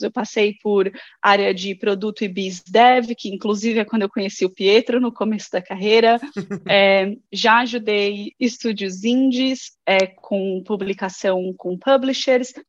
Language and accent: Portuguese; Guarulhos, São Paulo, Brazil; moved away as an adult; now in Sweden; eu sou de Guarulhos, de São Paulo